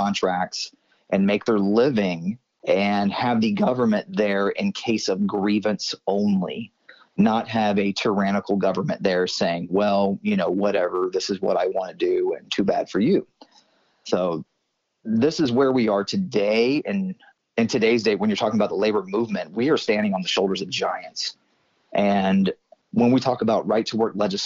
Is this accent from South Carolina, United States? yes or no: no; Marietta, Georgia, United States; also born or lived in Kennesaw, Georgia / Midtown Atlanta; I grew up in Cobb County, Kennesaw and Marietta.